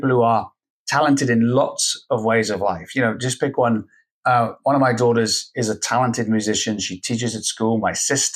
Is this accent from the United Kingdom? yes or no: yes; Scotland, United Kingdom; I'm Scottish and from the UK